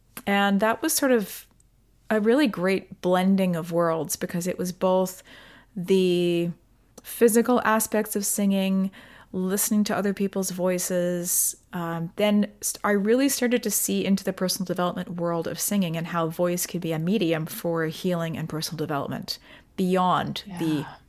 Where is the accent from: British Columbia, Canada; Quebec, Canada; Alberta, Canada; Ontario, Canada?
British Columbia, Canada; Delta; So basically I grew up in Delta, BC. I went to university in Victoria.